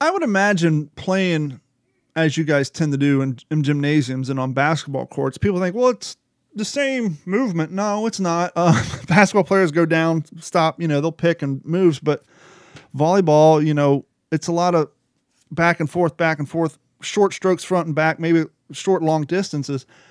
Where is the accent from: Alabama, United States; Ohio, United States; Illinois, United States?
Ohio, United States; I grew up in Ohio